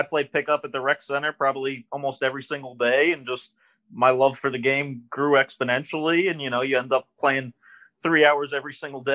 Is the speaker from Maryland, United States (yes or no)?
yes; Rockville, Maryland, United States; Grew up specifically in Rockville, Maryland